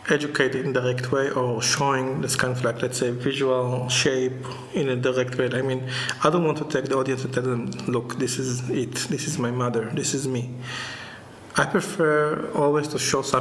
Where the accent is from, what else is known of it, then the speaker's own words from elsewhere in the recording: Jerusalem, Jerusalem District, Israel; I was born here, I grew up in Jerusalem